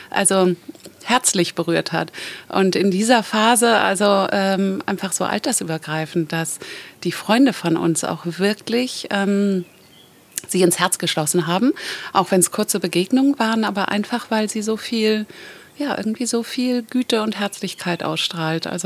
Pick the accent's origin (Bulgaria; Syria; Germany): Germany; Kiel, Schleswig-Holstein; now in Mallorca, Spain; Und Kiel ist ja meine Heimat und eigentlich bin ich auf Mallorca seit zehn Jahren.